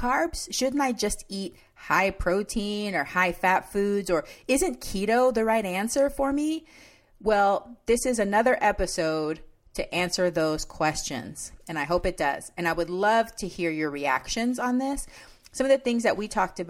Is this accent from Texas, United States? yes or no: yes; Texas, United States; now in Washington State, United States; I grew up in Texas, so I will consider myself always a Texan, even though now I live in Washington State